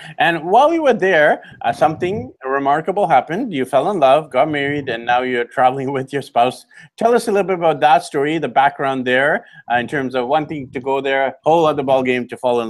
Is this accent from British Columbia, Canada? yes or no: yes; Vancouver, British Columbia, Canada; Fellow Canuck like me. I'm from Vancouver, BC, Canada.